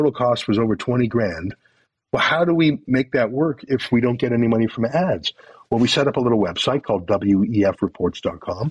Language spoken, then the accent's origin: English; Canada; I'm Canadian